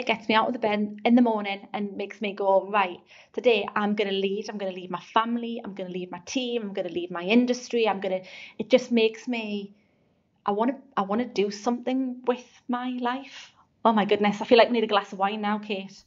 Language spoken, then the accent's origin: English; North East England, United Kingdom; accent: Geordie; I'm proud to be from the northeast. I've never tried to change my accent.